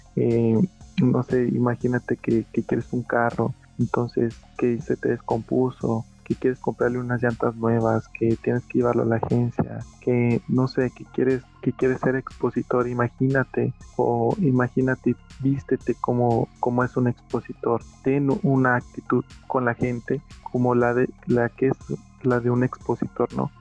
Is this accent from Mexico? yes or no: yes; Mexico; aquí en México es muy común que el mal de ojo